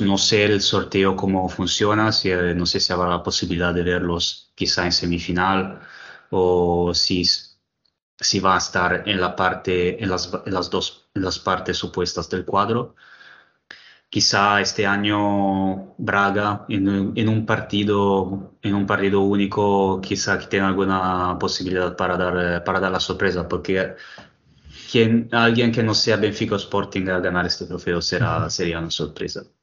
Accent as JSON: {"language": "Spanish", "country": "Italy", "second_language": "Spanish", "said": "en mi país"}